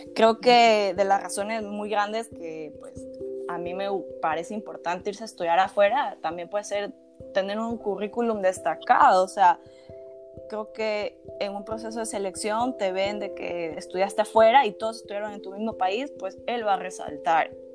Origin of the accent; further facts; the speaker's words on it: Guayaquil, Guayas, Ecuador; moved away; nosotros que somos de Guayaquil